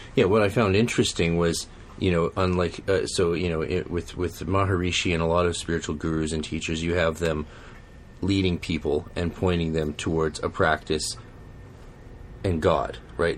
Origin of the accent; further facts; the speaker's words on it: Canada; We're Canadian